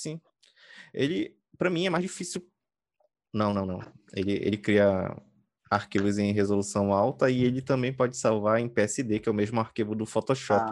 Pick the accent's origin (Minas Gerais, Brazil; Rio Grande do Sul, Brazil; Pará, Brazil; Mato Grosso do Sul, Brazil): Pará, Brazil; eu sou do Brasil, eu sou do Pará, eu moro na periferia